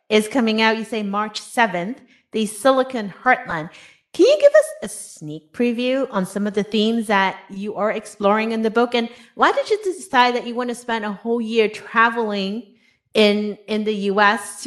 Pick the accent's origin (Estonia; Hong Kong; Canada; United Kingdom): Hong Kong; moved away; I was born and raised in Hong Kong